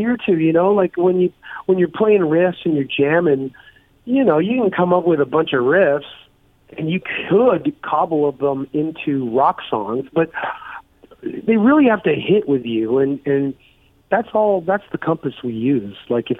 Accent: Toronto, Ontario, Canada; Toronto, my hometown

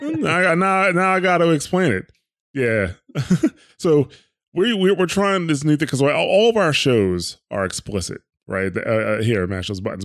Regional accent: New Jersey, United States; I'm from New Jersey

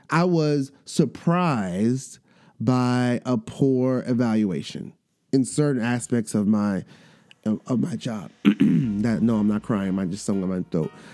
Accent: New York, United States; accent: New York; my New York accent just slips out

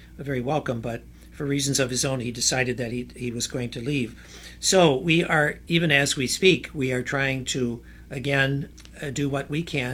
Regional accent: Michigan, United States; moved away as an adult; also born or lived in Toledo, Ohio; my home state of Michigan

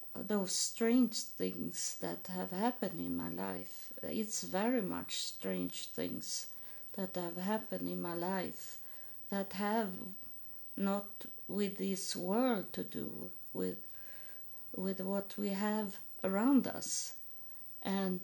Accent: Sweden; English is a second language; moved away; I am from Sweden and I am a Lutheran

